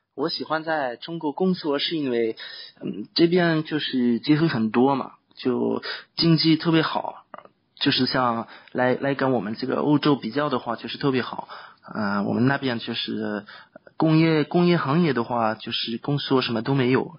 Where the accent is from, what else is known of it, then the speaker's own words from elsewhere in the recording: France; first language French; Chinese is a second language; now in China; 比如说我们法国人就基本上都会年轻的时候喜欢玩，喜欢跟朋友出去